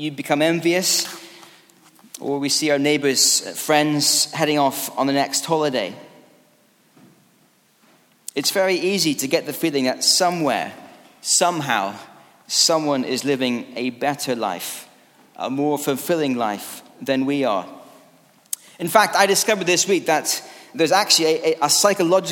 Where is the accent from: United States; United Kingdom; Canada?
United Kingdom; Scotland; As a Scottish rugby fan